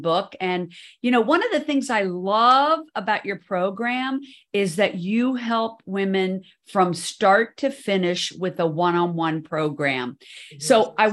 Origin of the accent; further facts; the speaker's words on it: Washington, District of Columbia, United States; I actually am from DC